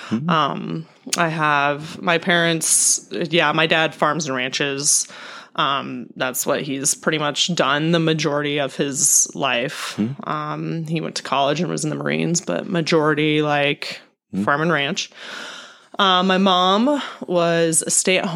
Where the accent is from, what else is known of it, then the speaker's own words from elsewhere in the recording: Holabird, South Dakota, United States; I'm 35 years old. Just turned 35 in March and grew up in Hollabird, South Dakota